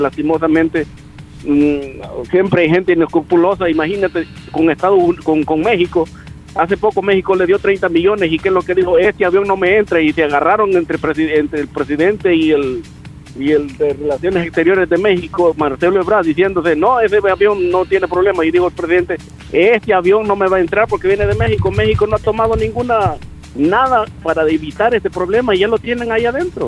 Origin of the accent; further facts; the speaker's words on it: El Salvador; now in Maryland, United States; siendo salvadoreño